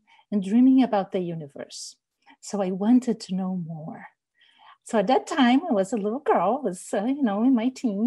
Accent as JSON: {"language": "English", "region": "Rio de Janeiro", "country": "Brazil", "tie": "born or raised there", "moved": "yes", "lives_now": "Washington, United States", "said": "I grew up in Rio de Janeiro, Brazil"}